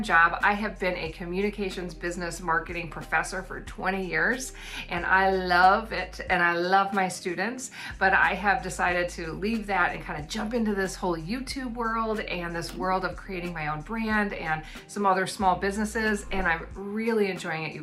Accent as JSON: {"language": "English", "country": "United States", "moved": "as an adult", "lives_now": "New Zealand", "said": "living in New Zealand as an American"}